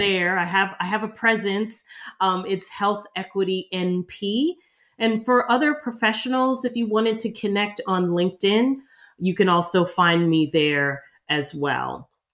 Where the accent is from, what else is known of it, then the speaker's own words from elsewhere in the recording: outside of Philadelphia, Pennsylvania, United States; moved away as an adult; now in New York City, United States; I ended up growing up outside of Philadelphia